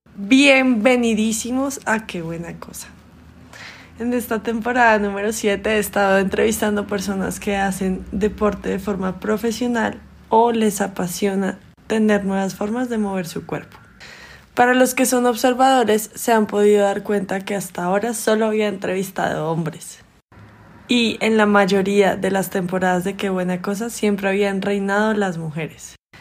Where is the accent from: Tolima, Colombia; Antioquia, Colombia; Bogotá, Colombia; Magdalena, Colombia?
Bogotá, Colombia; moved away as an adult; also born or lived in Hartford, Connecticut, United States; Tengo 31 años y soy de Bogotá